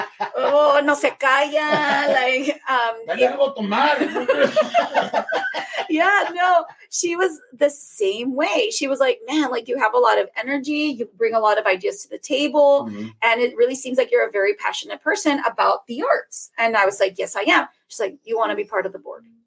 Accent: Rio Grande Valley, South Texas, United States; It's in my neck of the woods in my hometown.

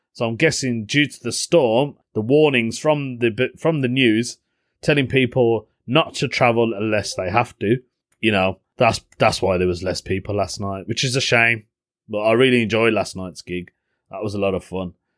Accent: Birmingham, West Midlands, United Kingdom; accent: Brummie; they knew I wasn't from the area 'cause of my accent, 'cause I'm a brummie

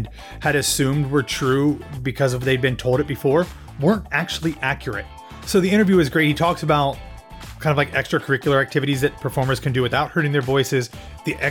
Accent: Ohio, United States; my hometown

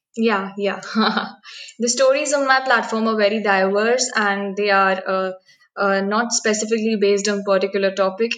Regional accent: Bhopal, Madhya Pradesh, India; I am from Bhopal, which is the capital of Madhya Pradesh.

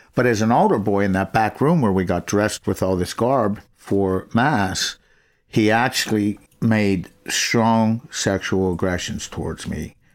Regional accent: McKees Rocks, Pennsylvania, United States; also born or lived in Crafton Heights; born in McKees Rocks, nineteen fifty-eight.

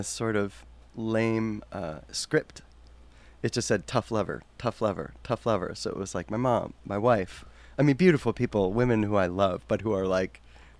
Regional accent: Cleveland, Ohio, United States; moved away

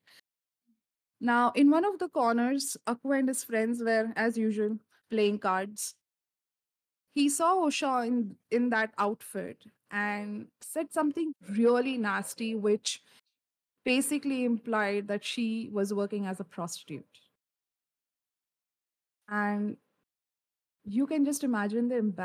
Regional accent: India

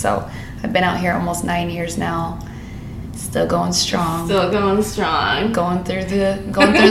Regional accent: North Idaho, United States; moved away as an adult; now in Los Angeles, United States; just turned 30 years old, so I'm hit the big 3-0 a few days ago, but I'm from North Idaho. I grew up in a really small town. There's about 3,000 people, so not a lot going on up there.

